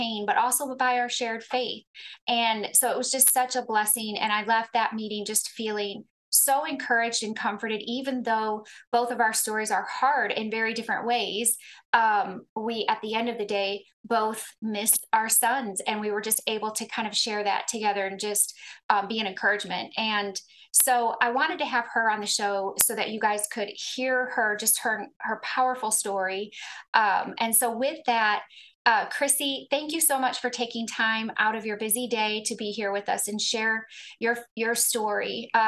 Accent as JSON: {"language": "English", "town": "Clarksville", "region": "Tennessee", "country": "United States", "tie": "born or raised there", "said": "here in my hometown"}